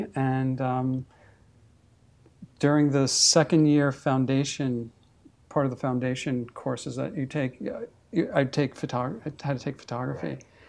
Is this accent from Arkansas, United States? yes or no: no; Brooklyn, New York, United States; born there; Well, I was born in New York. I was born in Brooklyn. I moved to the East Village in 78.